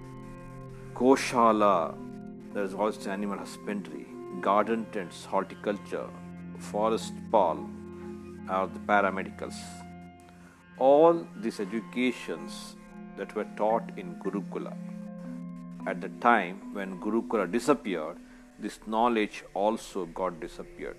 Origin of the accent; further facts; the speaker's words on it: India; Being an Indian